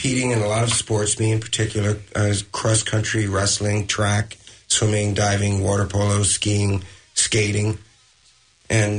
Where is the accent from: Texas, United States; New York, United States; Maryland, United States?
New York, United States; Pleasantville; I was raised in Pleasantville, New York, which anyone from Westchester knows is a very small community